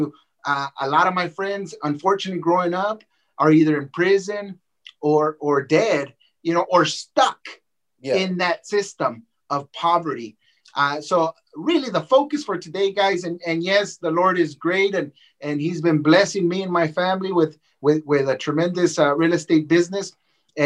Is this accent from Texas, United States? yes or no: no; Los Angeles, California, United States; also born or lived in Mexico; I grew up there from the time that I was 5 years old to the time that I was 18 years old